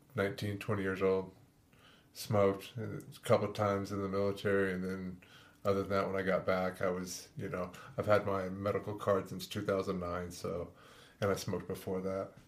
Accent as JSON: {"language": "English", "town": "Woodland Park", "region": "Colorado", "country": "United States", "tie": "born or raised there", "also_born_or_lived": "Four Corners area, Colorado / Canon City, Colorado", "said": "I grew up pretty much in Woodland Park"}